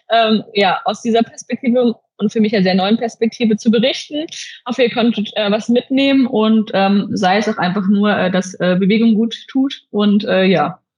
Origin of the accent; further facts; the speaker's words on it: South, Germany; now in Essen, Germany; wir kommen beide aus dem Süden und äh, wahrscheinlich wird es da irgendwann auch hin zurückgehen